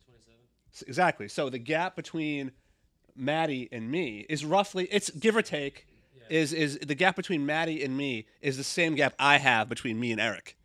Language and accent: English; Stoneham, Massachusetts, United States; I hate my hometown a lot, but it is in Stoneham